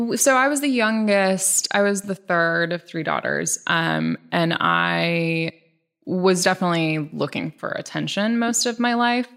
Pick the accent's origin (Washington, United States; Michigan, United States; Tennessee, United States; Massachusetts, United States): Washington, United States; Bainbridge Island; also born or lived in Ballard, Seattle; I was born in Ballard and then we moved to Bainbridge when I was about 6